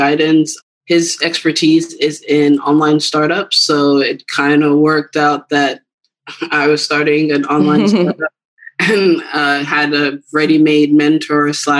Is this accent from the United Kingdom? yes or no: no; Cameroon; Growing up, I'm originally from Cameroon, West Africa